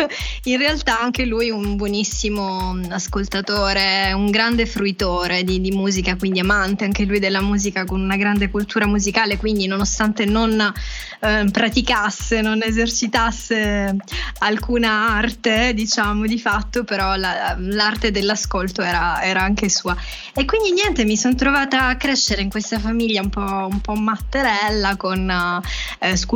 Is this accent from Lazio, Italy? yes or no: no; Sicily, Italy; moved away as an adult; also born or lived in Piacenza; now in Milan, Italy; sono cresciuta in Sicilia, eh, in mezzo a tanti artisti